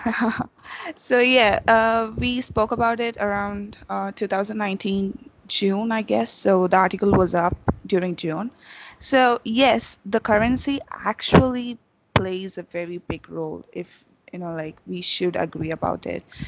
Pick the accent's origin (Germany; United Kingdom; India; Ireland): India; South India; I'm personally from South India